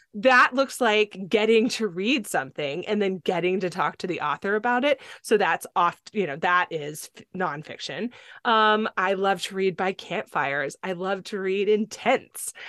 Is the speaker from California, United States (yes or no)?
yes; California, United States; also born or lived in Tennessee; now in Palmer, Alaska, United States; I grew up on a beach in California